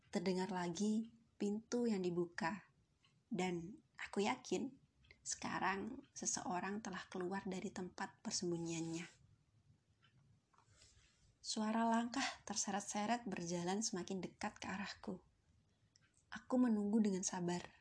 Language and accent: Indonesian; Central Java, Indonesia; born there; now in Yogyakarta, Indonesia; aku sedang berjuang untuk menggel, menempuh gelar sarjana filsafat dari kampus biru di kota Yogyakarta. Kota kelahiranku disebut sebagai kota ukir.